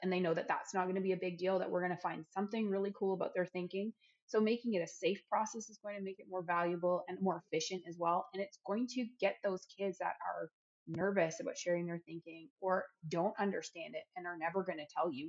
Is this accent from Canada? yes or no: yes; Canada; now in Tennessee, United States; I'm a Canadian.